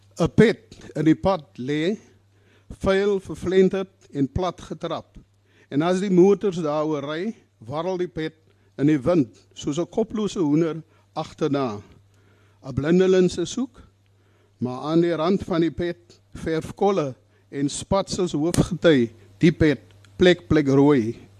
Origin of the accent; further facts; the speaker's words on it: Worcester, Western Cape, South Africa; Ek is van Woester, gebore en getoe 'n Bolander.